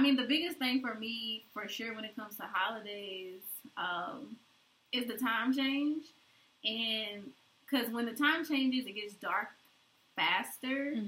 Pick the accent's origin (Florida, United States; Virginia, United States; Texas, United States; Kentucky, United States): Kentucky, United States; moved away; growing up in Kentucky, we for sure get all the seasons